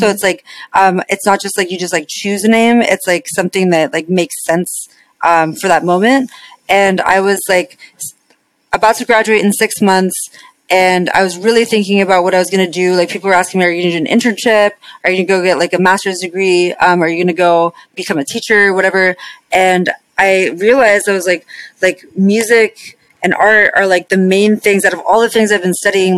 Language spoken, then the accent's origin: English; Las Vegas, Nevada, United States; moved away; I grew up in Vegas